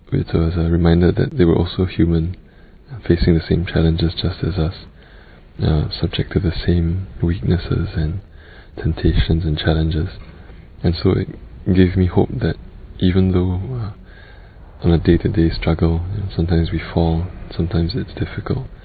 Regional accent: Singapore; I'm 21 this year and I'm from Singapore.

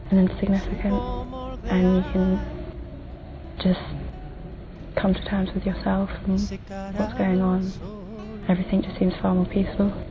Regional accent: England, United Kingdom; I'm from England and I'm 19.

